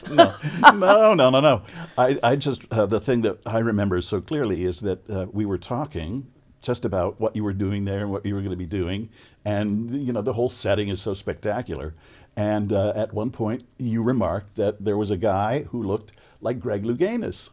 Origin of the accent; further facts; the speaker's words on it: Chicago, Illinois, United States; moved away; also born or lived in California; I grew up in Chicago